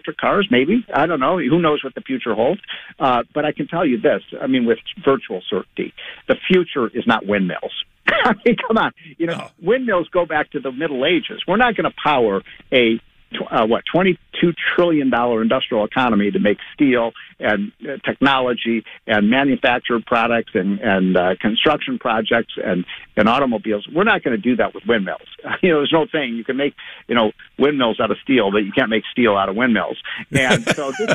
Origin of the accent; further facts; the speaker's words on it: Chicago, Illinois, United States; I'm from Chicago